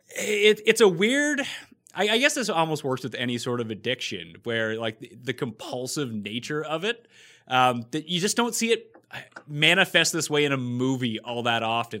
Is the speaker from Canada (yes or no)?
yes; Canada; also born or lived in Toronto; I'm Canadian. I live in Toronto.